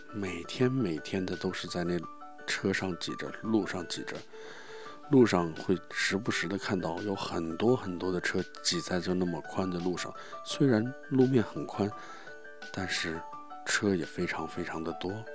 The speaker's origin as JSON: {"language": "Chinese", "country": "China", "said": "我们中国人"}